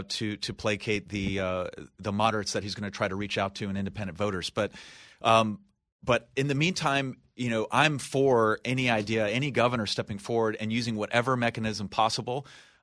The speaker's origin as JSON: {"language": "English", "region": "Texas", "country": "United States", "said": "as a Texan"}